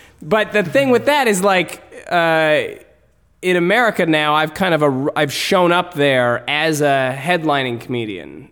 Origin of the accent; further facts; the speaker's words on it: Canada; as Canadian comedians